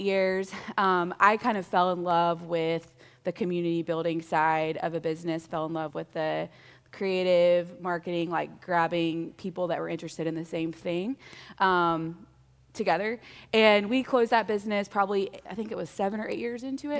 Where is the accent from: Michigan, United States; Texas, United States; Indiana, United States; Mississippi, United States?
Mississippi, United States; moved away as an adult; I grew up in Mississippi, so my son makes fun of me all the time, that's how I say five